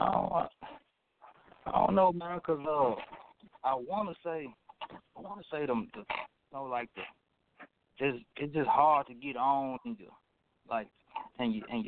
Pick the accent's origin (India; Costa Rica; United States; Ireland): United States; Memphis, Tennessee; I don't sound like a Memphis artist, but they know I'm from Memphis.